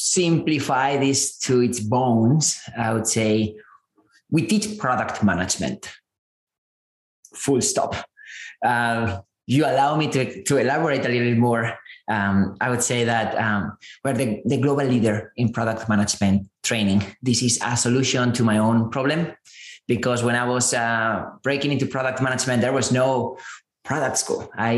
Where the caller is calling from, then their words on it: San Francisco, California, United States; I'm zooming in from San Francisco.